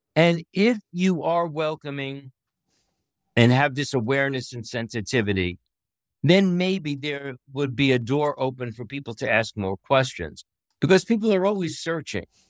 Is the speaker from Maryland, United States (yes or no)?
no; New York City, New York, United States; moved away as an adult; I'm from Brooklyn, New York. I grew up in a redemptorist parish